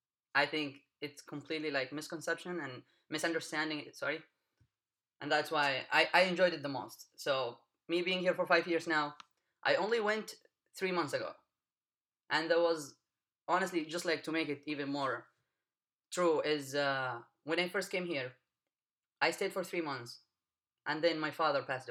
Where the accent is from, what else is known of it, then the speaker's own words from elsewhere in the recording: Wadi Dawan, Hadramaut, Yemen; moved away as an adult; I come from Yemen. Specifically, I come from the state of Hadramaut